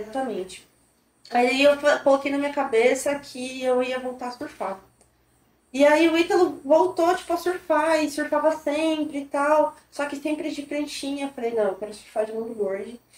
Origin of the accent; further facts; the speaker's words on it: Ubatuba, São Paulo, Brazil; also born or lived in Taboão da Serra, São Paulo; E aí, com dois anos de idade, quase três, eu mudei para Batuba. Minha família se mudou para cá. Eu cresci literalmente na beira da praia